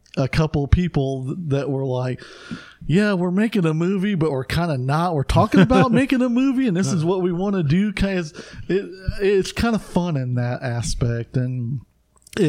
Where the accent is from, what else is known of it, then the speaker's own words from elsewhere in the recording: United States; I'm an American